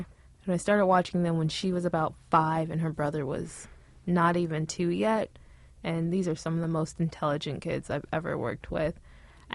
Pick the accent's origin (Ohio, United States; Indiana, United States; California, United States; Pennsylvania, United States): California, United States; Pasadena